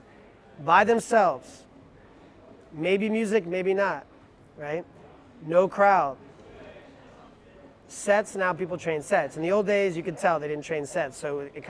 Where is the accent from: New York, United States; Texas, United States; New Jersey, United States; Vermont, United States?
New York, United States; New York City; as a New Yorker